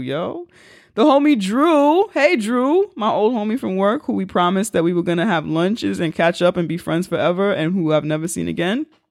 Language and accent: English; New York City, New York, United States; two diasporitic black people from the Bronx, where I'm from